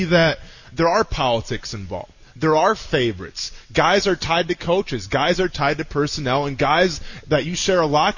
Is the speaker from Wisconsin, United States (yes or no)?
yes; Wisconsin, United States; We're both from Wisconsin